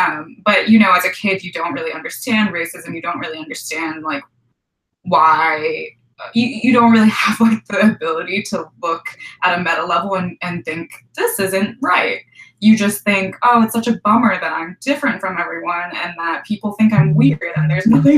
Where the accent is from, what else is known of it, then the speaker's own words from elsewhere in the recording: New Jersey, United States; moved away as an adult; also born or lived in Carbondale, Illinois; my family moved when I was one. So I actually have no impression of where I was born. And then I spent most of my life in New Jersey from age 1 to 18 when I left for college.